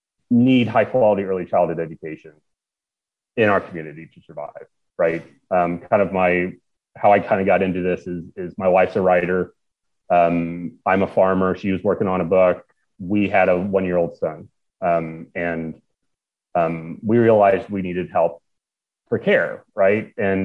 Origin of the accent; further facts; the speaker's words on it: Rensselaer, Indiana, United States; I grew up in Rensselaer, Indiana, which is about halfway between Chicago and Indianapolis. I live on a farm. I'm a farmer. I took over the family farm about 10 years ago.